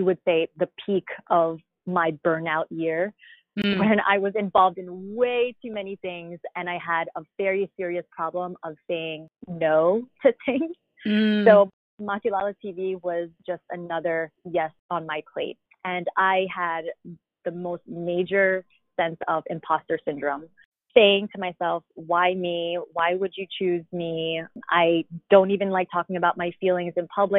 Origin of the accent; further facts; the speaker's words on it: Long Island, New York, United States; now in Manhattan, United States; I was born and raised in Long Island, New York